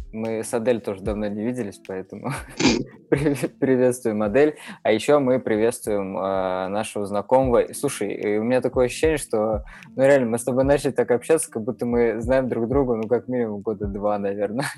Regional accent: Mordovia, Russia; Я родом из Мордовии

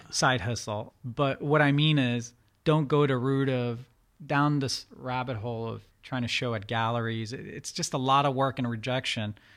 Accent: Reston, Virginia, United States; born or raised there; first language Farsi; English is a second language; also born or lived in Iran / Turkey

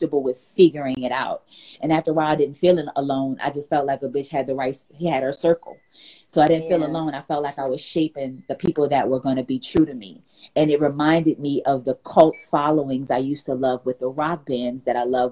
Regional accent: New Orleans, Louisiana, United States; not only am I from New Orleans, but I'm a woman from New Orleans. I'm a black woman from New Orleans.

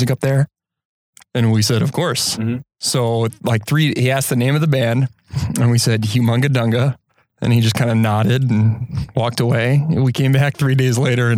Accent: Elmhurst, Illinois, United States; also born or lived in Iowa City, Iowa; now in Door County, United States; I grew up outside of Chicago in Elmhurst, Illinois.

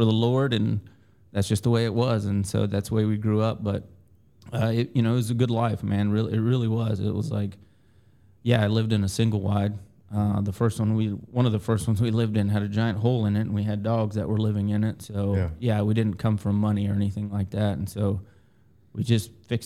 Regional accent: Chihuahua, Mexico; now in Georgia, United States; So I'm originally from, I was born in Chihuahua, Mexico

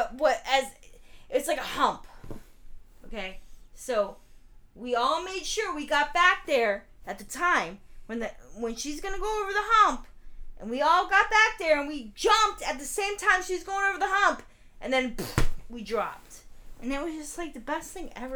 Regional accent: St. Petersburg, Florida, United States; I'm from St. Pete, Florida. Grew up in Coquina Key.

